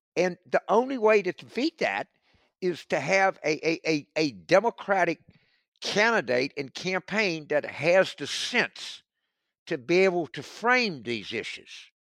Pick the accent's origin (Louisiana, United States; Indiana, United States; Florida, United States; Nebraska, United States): Louisiana, United States; South; I grew up in South Louisiana.